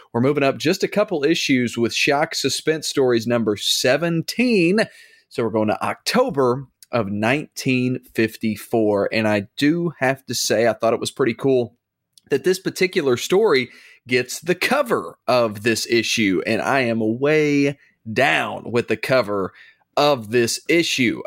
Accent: the South, United States; born and raised in the South

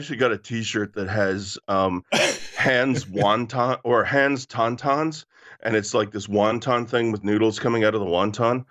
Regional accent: Canada; growing up in Canada

